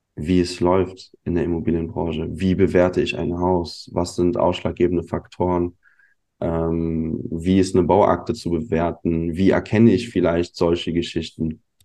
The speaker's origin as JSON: {"language": "German", "town": "Neuwied", "region": "Rhineland-Palatinate", "country": "Germany", "tie": "born or raised there", "also_born_or_lived": "Munich", "said": "Ich bin ursprünglich aus Neuwied. Ja, das ist eine kleine Stadt, zehn Kilometer entfernt von Koblenz. Bin hier groß geworden"}